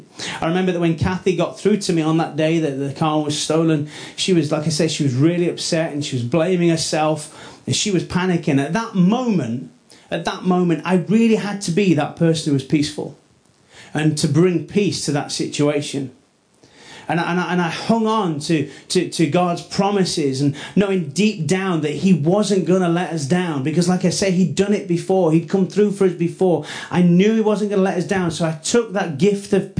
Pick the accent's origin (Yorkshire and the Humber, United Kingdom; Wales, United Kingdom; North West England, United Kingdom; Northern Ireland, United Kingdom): Yorkshire and the Humber, United Kingdom; Rothwell; also born or lived in Headingley / East End Park; I grew up in Rothwell, south of the river